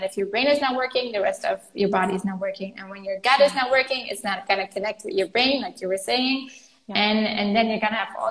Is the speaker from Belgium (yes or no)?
yes; Flanders, Belgium; I'm Flemish, I'm from Belgium too